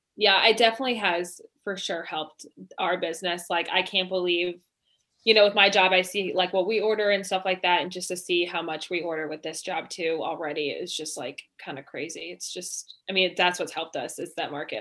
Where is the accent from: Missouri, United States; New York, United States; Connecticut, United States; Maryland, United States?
Missouri, United States; Oakville; we're both from Oakville. We went, we live in Oakville. Um, we went to Queen of All Saints grade school